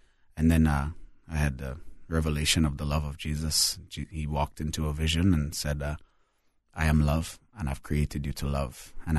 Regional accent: Trinidad & Tobago; also born or lived in Alberta, Canada; So I was born in Alberta, Canada. But at 2 months old, my parents moved to the Caribbean as missionaries. And so I spent 18 years in multiple different Caribbean islands, mostly Trinidad and Tobago.

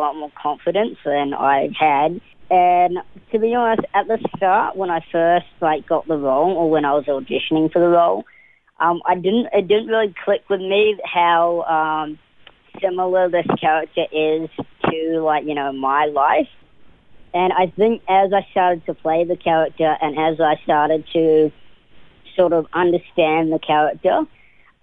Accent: New Zealand; also born or lived in Auckland, New Zealand; So I was born in Auckland, New Zealand, and I was raised in, I was raised all over New Zealand. I moved around quite a bit to about the age of 13.

